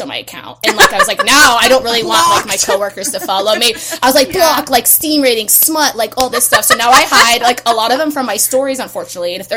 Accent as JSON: {"language": "English", "region": "West Coast", "country": "United States", "said": "I'm from the West Coast"}